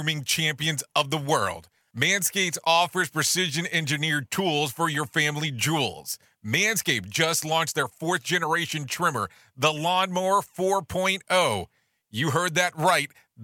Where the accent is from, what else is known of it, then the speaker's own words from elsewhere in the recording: Ohio, United States; now in Orlando, United States; I was born in Ohio